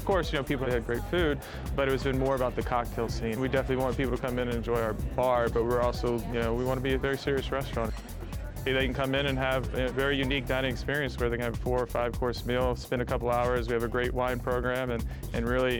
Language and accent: English; New Orleans, Louisiana, United States; now in San Francisco, United States; Growing up in New Orleans